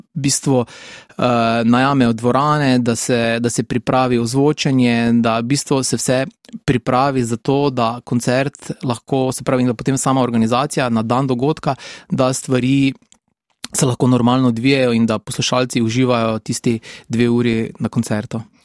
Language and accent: Slovenian; Šentilj, Drava, Slovenia; also born or lived in Maribor; odraščal sem v Šentilju, tam sem tudi obiskoval osnovno šolo